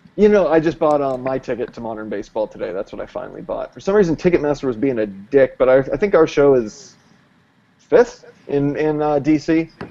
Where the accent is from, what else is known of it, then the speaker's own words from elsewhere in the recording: East Coast, United States; also born or lived in North Carolina; I'm from the East Coast